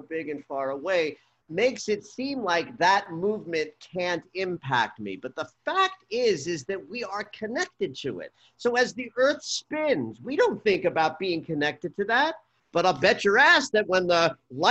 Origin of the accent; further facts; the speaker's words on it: the East, East Coast, United States; I grew up in the East